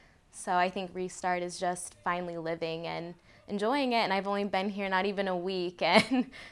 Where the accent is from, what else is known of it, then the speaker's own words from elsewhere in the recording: Warsaw, Indiana, United States; moved away as an adult; now in Nashville, United States; I'm also from Warsaw, Indiana, and I just recently moved to Nashville.